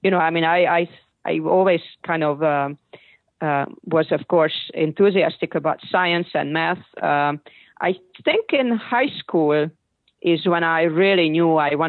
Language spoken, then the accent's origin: English; Hungary; now in United States; growing up in Hungary